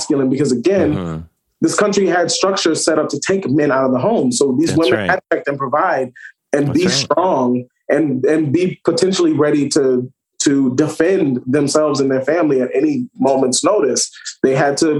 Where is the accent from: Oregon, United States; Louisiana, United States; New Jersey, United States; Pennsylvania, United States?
Louisiana, United States; New Orleans; I'm from the South, from New Orleans